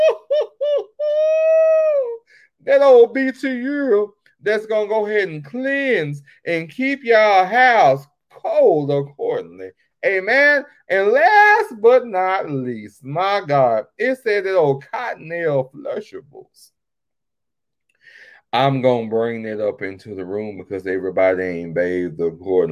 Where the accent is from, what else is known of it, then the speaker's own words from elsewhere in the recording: Texas, United States; born and bred in Texas